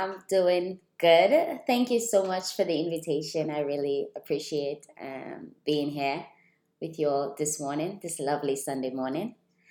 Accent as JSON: {"language": "English", "country": "Dominica", "tie": "born or raised there", "also_born_or_lived": "Barbados / Cambridge, United Kingdom", "moved": "as an adult", "lives_now": "United Kingdom", "said": "I've told people like, I'm from Dominica, and they start speaking to me in Spanish, and I'm like, no, it's not the Dominican Republic, it's different."}